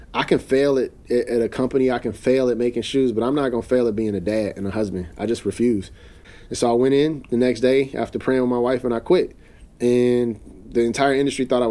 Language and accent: English; Chicago, Illinois, United States; I'm in my hometown